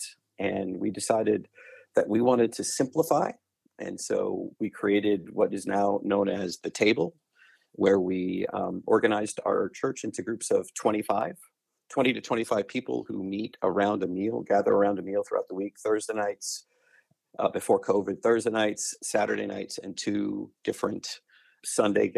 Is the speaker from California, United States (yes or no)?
no; Long Island, just outside of Queens, New York, United States; also born or lived in Chattanooga, Tennessee; now in Dallas, United States; I was born and raised just outside of Queens on Long Island